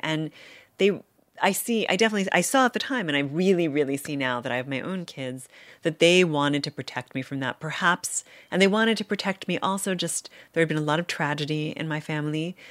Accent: New York, United States; moved away as an adult; now in Cambridge, United States; I'm from New York

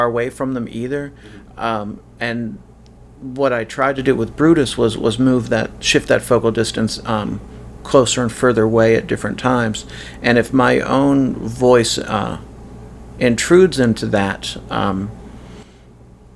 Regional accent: United States; moved away; As an American living abroad

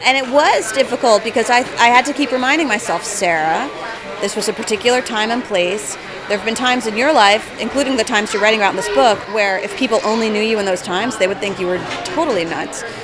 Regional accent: New Jersey, United States; moved away; I'm from New Jersey.

